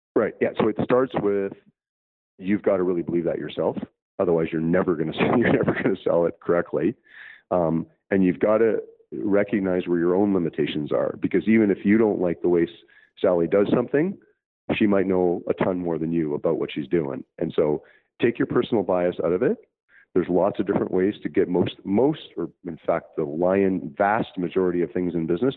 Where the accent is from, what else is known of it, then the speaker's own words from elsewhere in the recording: Canada; Canada. Actually, as was my home country